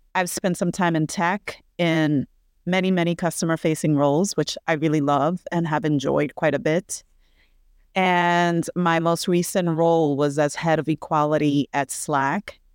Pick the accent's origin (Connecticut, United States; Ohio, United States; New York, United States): New York, United States; New York City; I'm a New Yorkian, born and raised in Brooklyn, New York, which is where I am right now